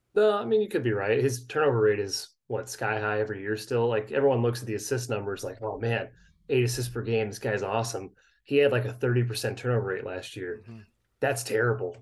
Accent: St. Louis, Missouri, United States; I'm from St. Louis

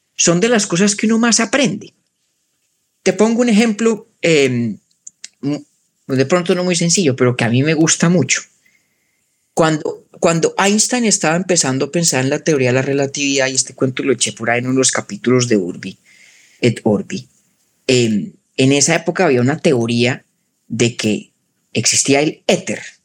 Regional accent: Bogotá, Colombia; moved away as an adult; now in United States; nací en Bogotá, crecí allá

